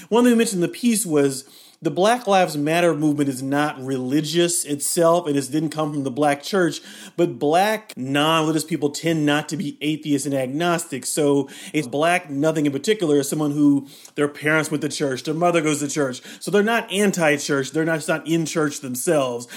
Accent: Kentucky, United States; I grew up in Kentucky

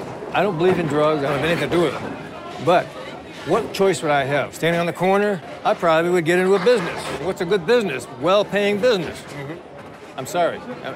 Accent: Greenfield, Massachusetts, United States; When I grew up in Greenfield, everybody had jobs. I worked from the time I was 13.

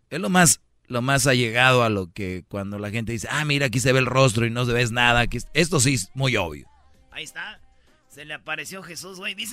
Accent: Puebla, Mexico; De Puebla.

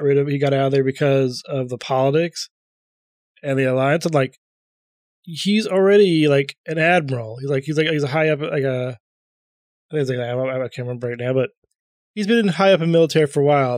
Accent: Columbus, Ohio, United States; I'm from Columbus

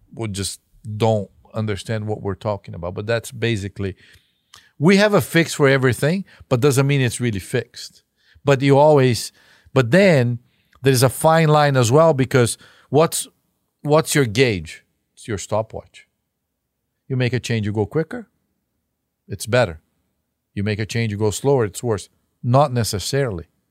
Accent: Brazil; now in United States; As a Brazilian

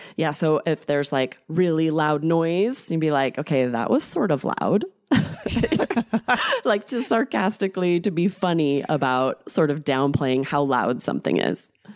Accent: United States; I'm American

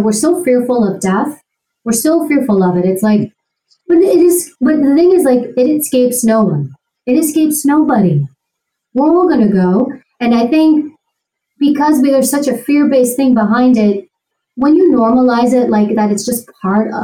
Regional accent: New York City, New York, United States; I grew up in Queens. I grew up in New York.

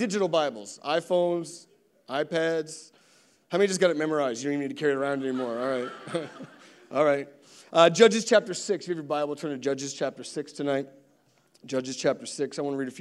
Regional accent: East Coast, United States; I'm from the East Coast

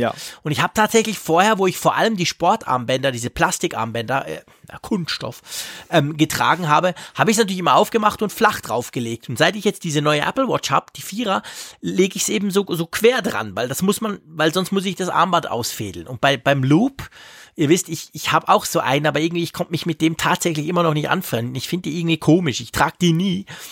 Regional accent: Switzerland; bei uns in der Schweiz

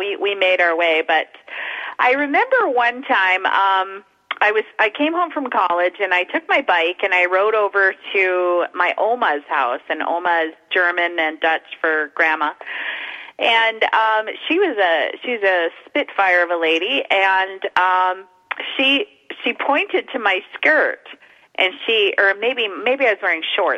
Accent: Winnipeg, Manitoba, Canada; I grew up in Winnipeg, Manitoba

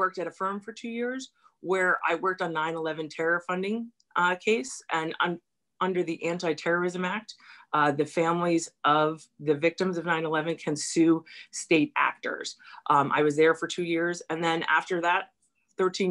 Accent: New York City, New York, United States; I'm from a neighborhood. I'm from Stuyvesant Town.

